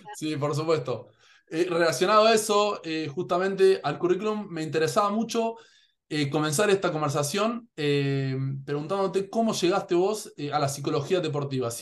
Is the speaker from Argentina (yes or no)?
yes; Argentina; Yo en Argentina